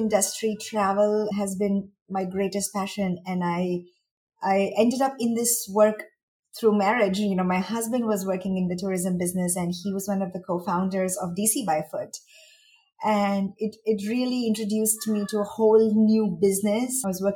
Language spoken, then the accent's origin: English; India; moved away as an adult; also born or lived in Mumbai / Washington, D.C. / United States; now in Dubai, United Arab Emirates; And I am from India. I was born and raised there, but I was educated in the US.